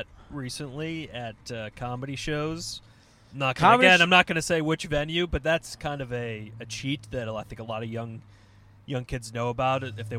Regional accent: Endicott, New York, United States; moved away; my hometown, Endicott, New York. Shout out 607.

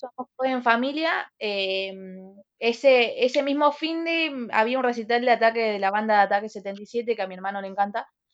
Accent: Santa Fe, Argentina; Soy de Santa Fe Capital

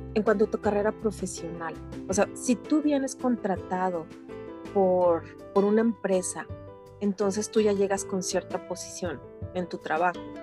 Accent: Mexico City, Mexico; moved away as an adult; now in Edmonton, Canada; yo nací en México, en el Distrito Federal, y pues mi, infancia fue, fue, fue normal, o sea, muy bonita

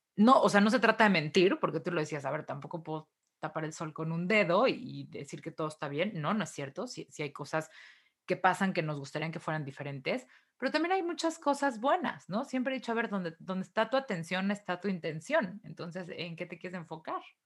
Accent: Mexico; moved away; yo estaba chiquilla y todavía vivía en México

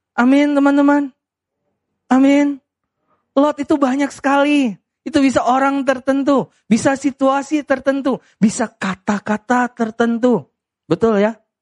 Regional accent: Medan, North Sumatra, Indonesia; saya orang Medan

